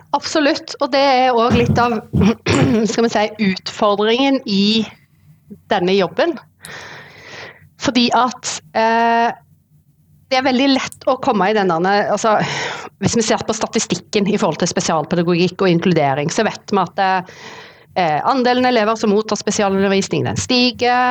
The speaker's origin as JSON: {"language": "Norwegian", "area": "Sandnes-Stavanger area", "region": "Rogaland", "country": "Norway", "tie": "born or raised there", "moved": "as an adult", "lives_now": "Oslo, Norway", "said": "Jeg er fra Sandnes-Stavanger-området. Eh, eh, Vokste opp"}